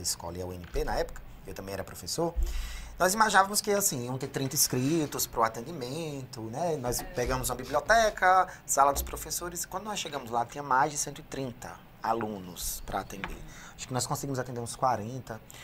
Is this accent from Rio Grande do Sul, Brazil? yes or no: no; Severiano Melo, Rio Grande do Norte, Brazil; also born or lived in Natal; Eu trabalhava no CRAS, era psicólogo socioassistencial lá da minha cidade, Severiano